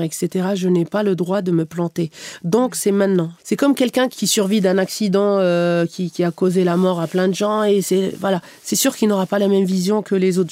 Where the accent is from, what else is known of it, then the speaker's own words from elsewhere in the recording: Algeria; moved away; also born or lived in Canada; je suis née, j'ai grandi en Algérie